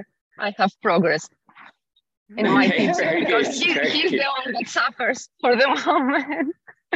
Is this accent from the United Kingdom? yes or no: no; Greece; now in Luxembourg; In fact, I'm in Greece because I come from Greece.